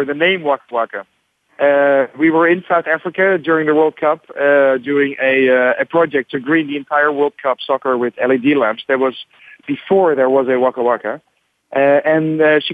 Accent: Netherlands; I'm from the Netherlands

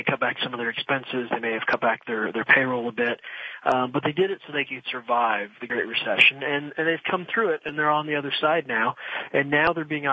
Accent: Midwest, United States; moved away as an adult; also born or lived in Philadelphia / Washington, D.C.; now in Florida, United States; I grew up, I'm a Midwesterner. I'm a what I call an enlightened Midwesterner because growing up there, I actually moved to Florida about 15 years ago.

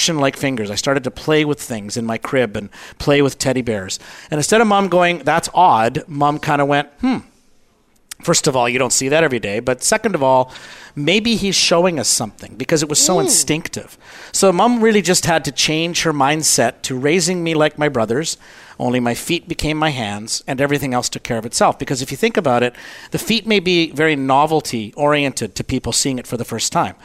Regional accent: Canada; I'm Canadian

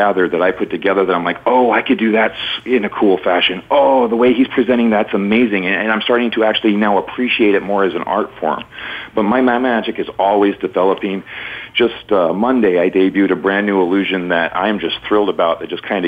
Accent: Missoula, Montana, United States; moved away as an adult; now in Riverside, United States; being born and raised in Missoula, Montana

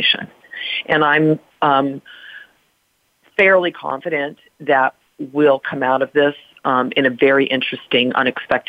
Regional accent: United States; I'm an American

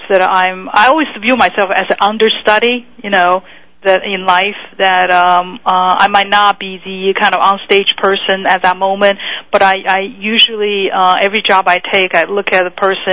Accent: Taiwan; moved away as an adult; now in United States; I was born in Taiwan, and so I came to this country when I was 19

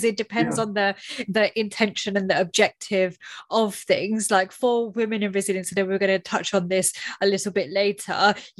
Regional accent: United Kingdom; as a British female Indian

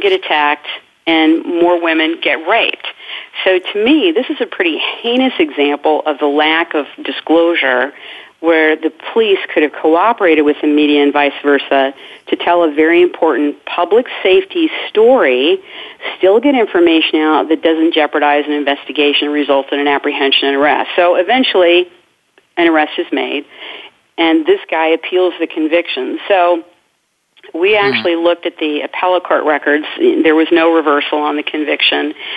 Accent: Indiana, United States; in Indiana, in my home state

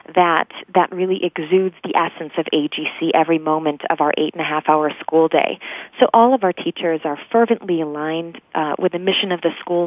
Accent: Grand Rapids, Michigan, United States; moved away as an adult; also born or lived in England; I grew up actually in the Midwest in Grand Rapids, Michigan

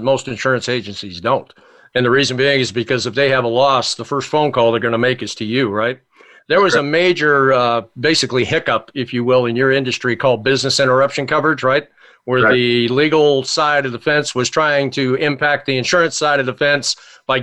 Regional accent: Arlington, Virginia, United States; I grew up in Arlington, Virginia

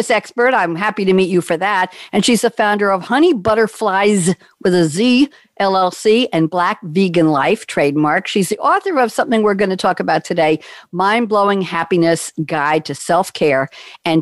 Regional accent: New York, United States; I'm a New Yorker

